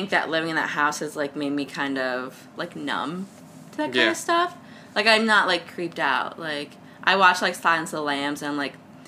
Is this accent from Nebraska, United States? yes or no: no; Cleveland, Ohio, United States; I grew up in the Ohio State-Detroit Shoreway area